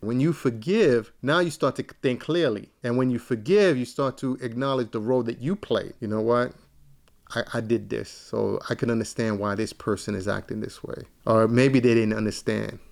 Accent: New York City, New York, United States; I'm from East New York, Brooklyn

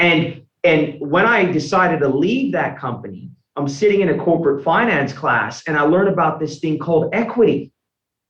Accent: United States; moved away as an adult; also born or lived in Australia (born) / Brisbane, Australia; now in Melbourne, Australia; my whole life in the US

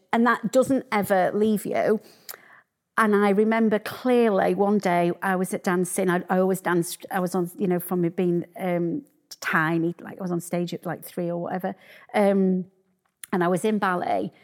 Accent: Sheffield, Yorkshire and the Humber, United Kingdom; I'm from Sheffield

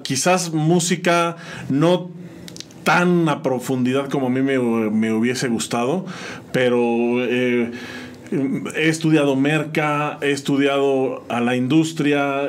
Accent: San Juan del Río, Querétaro, Mexico; also born or lived in State of Mexico; regresamos a San Juan y entonces aquí crecí, aquí me crié

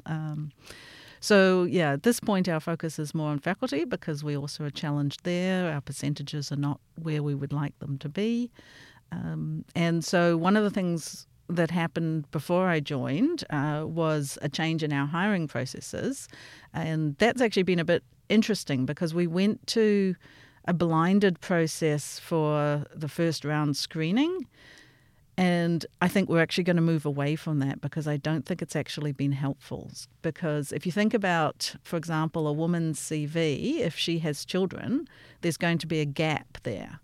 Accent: Auckland, New Zealand; moved away as an adult; also born or lived in Stanford, United States / Michigan, United States / St. Louis, United States; now in Melbourne, Australia; I grew up in Auckland and then I went to the U S to do my P H D at Stamford

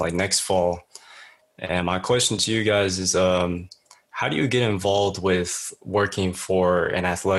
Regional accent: Bay Area, California, United States; I'm from California, up in the Bay Area. I'm in high school right now. I'm a senior going into college.

